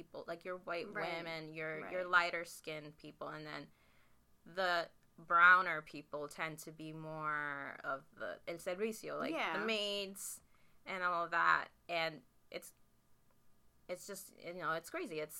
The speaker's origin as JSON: {"language": "English", "country": "United States", "tie": "born or raised there", "said": "growing up in the United States"}